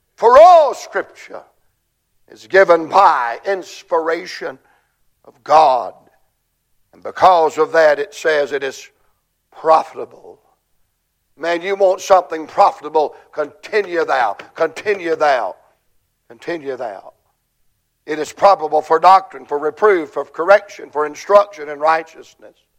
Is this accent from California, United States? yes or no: no; Georgia, United States; I'm, I'm from Georgia